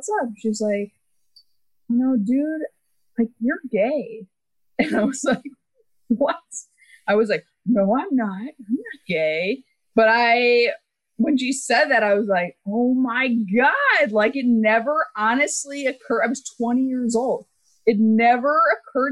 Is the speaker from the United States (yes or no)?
yes; Texas, United States; moved away as an adult; I grew up in Texas